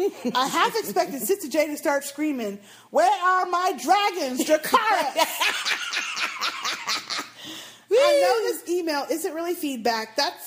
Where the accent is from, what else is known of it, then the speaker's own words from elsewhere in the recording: Australia; Now, Tim from Australia, I am also from Australia.